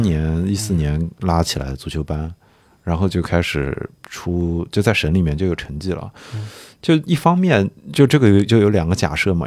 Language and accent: Chinese; Nanjing, Jiangsu, China; 我是南京人